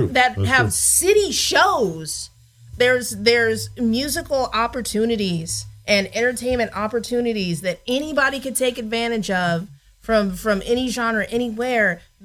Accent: Denver, Colorado, United States; I grew up in Denver, Colorado

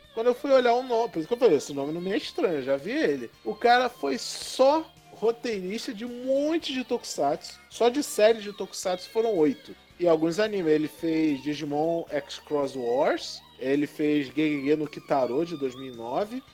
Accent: Rio de Janeiro, Brazil; somos cariocas

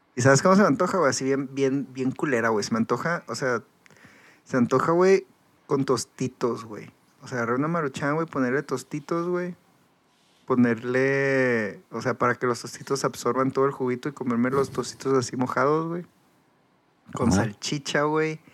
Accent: Mexico; moved away; soy de México

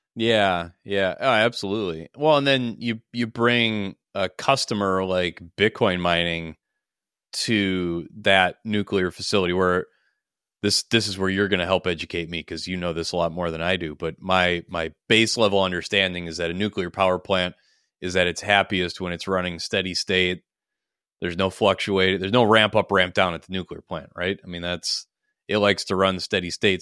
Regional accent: Minnesota, United States

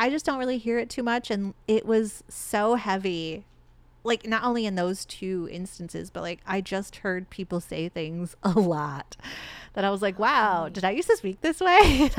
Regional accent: Michigan, United States; But, like, upon re-entering dating, when people find out I'm from Michigan, they often, they go, oh, Michigan. Like, I don't hear a lot of that Midwest accent in you.

